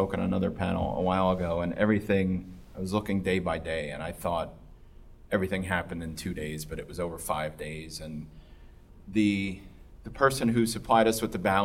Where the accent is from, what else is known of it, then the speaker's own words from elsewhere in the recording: New Jersey, United States; moved away; I'm from New Jersey